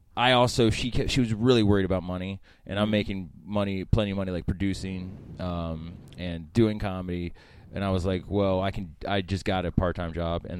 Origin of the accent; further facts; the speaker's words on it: Frederick, Maryland, United States; also born or lived in Baltimore; I was born in Baltimore, and then we moved to Frederick when I was probably, like, seven.